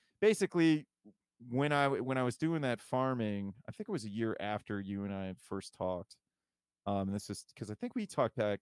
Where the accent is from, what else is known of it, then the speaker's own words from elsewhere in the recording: Toledo, Ohio, United States; now in Columbus, United States; I'm from Toledo originally.